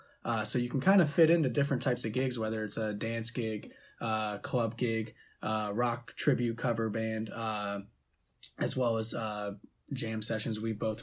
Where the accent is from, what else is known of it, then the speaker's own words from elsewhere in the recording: Youngstown, Ohio, United States; Yeah, we're both from Youngstown down here and kind of came up doing indie rock type stuff.